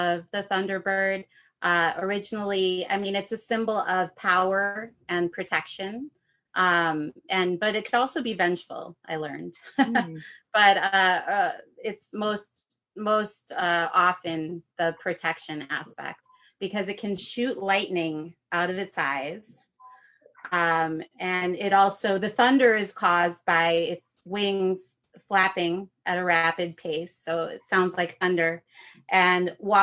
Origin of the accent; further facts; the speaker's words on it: Chicago, Illinois, United States; moved away; where I grew up in the Chicagoland area.